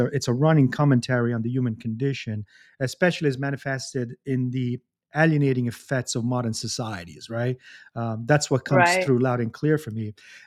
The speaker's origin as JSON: {"language": "English", "town": "Bari", "region": "Apulia", "country": "Italy", "tie": "born or raised there", "accent": "Italian", "said": "I'm Pugliese. I don't know if you knew that. I'm from Bari"}